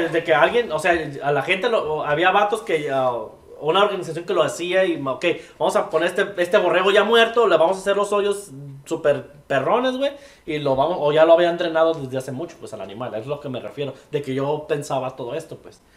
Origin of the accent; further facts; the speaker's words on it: Tlaquepaque, Jalisco, Mexico; moved away as an adult; also born or lived in Guadalajara, Jalisco; Yo soy de Guadalajara, Jalisco, viví en Tlaquepaque, Jalisco, en un pueblito que se llama San Pedrito